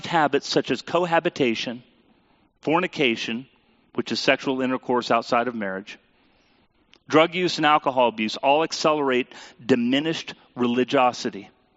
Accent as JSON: {"language": "English", "country": "United States", "said": "as a American Christian people"}